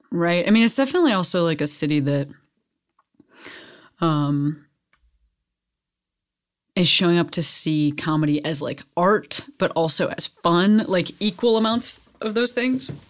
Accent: Western Springs, Illinois, United States; My folks have, yeah, my folks have like lived in the same house for, you know, 30 whatever years.

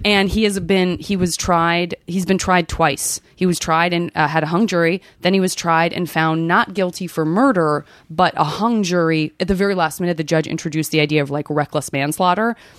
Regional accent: Arizona, United States; I'm from Arizona

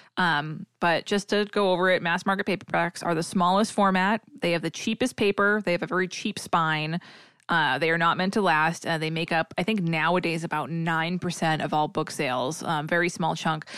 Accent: New England / Massachusetts, United States; accent: New England; my New England accent

